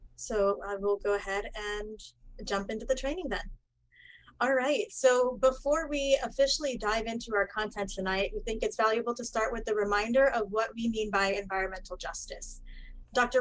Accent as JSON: {"language": "English", "country": "Puerto Rico", "moved": "yes", "lives_now": "Miami, United States", "said": "I am originally from Puerto Rico"}